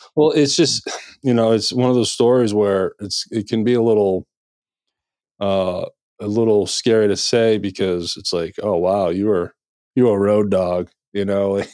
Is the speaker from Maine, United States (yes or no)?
yes; Maine, United States; also born or lived in Nashville, Tennessee; now in Memphis, United States; I'm originally from Maine, so I kinda started there